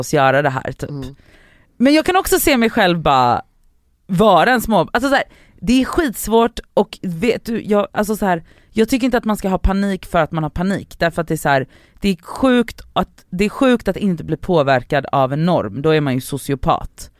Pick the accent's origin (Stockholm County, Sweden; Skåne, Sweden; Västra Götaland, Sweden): Västra Götaland, Sweden; Gothenburg; Backaplan ligger på hissingen och det var ganska nära från Biskop där jag växte upp till Backaplan